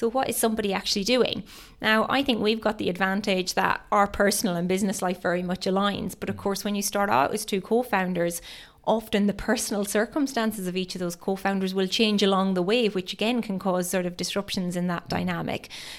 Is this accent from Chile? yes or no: no; Ireland; now in United Kingdom; So I moved to the UK from Ireland over 12 years ago, and I spent most of the time working in banking.